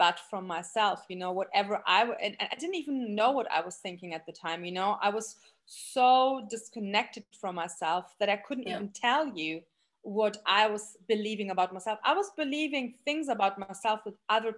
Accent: Germany; moved away; we grew up in Germany

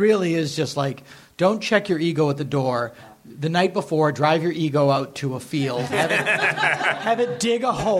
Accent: Boston, Massachusetts, United States; also born or lived in San Francisco; now in Los Angeles, United States; And I had lived in San Francisco. I'm originally from Boston.

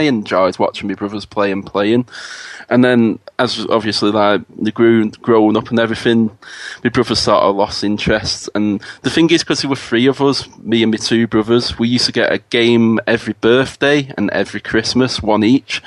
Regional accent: Manchester, North West England, United Kingdom; I'm from Manchester, the the rainy city, as we call it over here

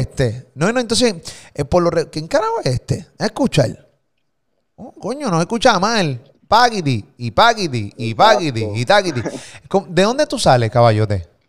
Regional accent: Puerto Rico; Desde Puerto Rico para el mundo

